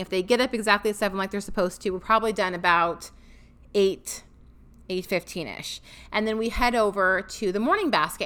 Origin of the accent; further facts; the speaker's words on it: Washington, United States; moved away as an adult; now in Tennessee, United States; we are both from Washington State